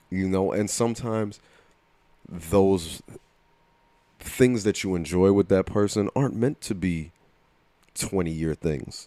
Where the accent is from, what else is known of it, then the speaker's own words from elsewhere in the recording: New Jersey, United States; accent: Jersey; my Jersey accent